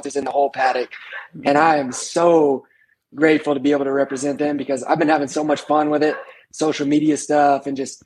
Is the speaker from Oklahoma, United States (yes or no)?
yes; Oklahoma, United States; I lived in Oklahoma City for a few years, and obviously I'm from Oklahoma